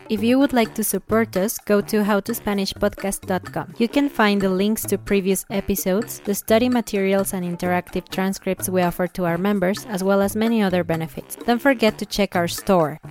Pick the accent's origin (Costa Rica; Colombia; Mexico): Mexico